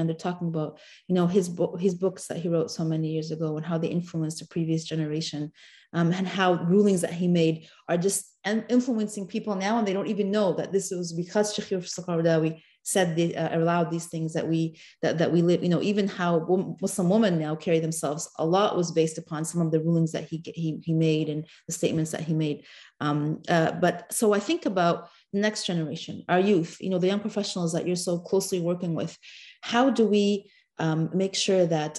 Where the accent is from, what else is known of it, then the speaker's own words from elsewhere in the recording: Canada; growing up in Canada.